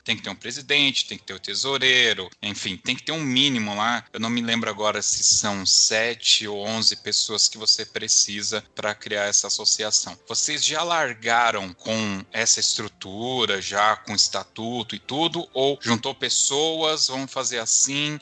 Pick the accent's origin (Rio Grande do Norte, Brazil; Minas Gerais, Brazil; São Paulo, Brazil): São Paulo, Brazil; nós que somos de São Paulo